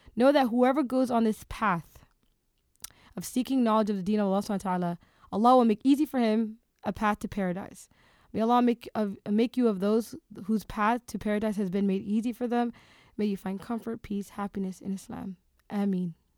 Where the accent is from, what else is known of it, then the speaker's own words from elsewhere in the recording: Toronto, Ontario, Canada; Toronto, my hometown